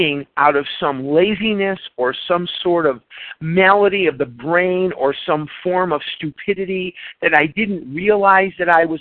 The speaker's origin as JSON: {"language": "English", "town": "Chicago", "region": "Illinois", "country": "United States", "tie": "born or raised there", "moved": "yes", "lives_now": "Scottsdale, United States", "said": "I'm originally born and raised in Chicago. I currently reside in Scottsdale, Arizona"}